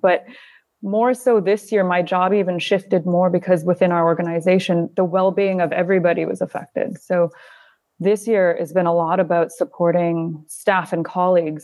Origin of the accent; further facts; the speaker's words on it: near Calgary, Alberta, Canada; moved away as an adult; also born or lived in South Carolina / Northern Italy / United Kingdom / Kuwait; now in Doha, Qatar; I grew up in Canada, um, near Calgary, Alberta. until I was about twenty-one